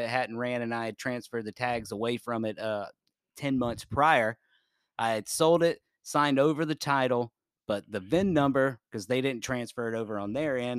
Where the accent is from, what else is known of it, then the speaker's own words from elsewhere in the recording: Callahan, Florida, United States; I grew up in Jacksonville. Well, Callahan.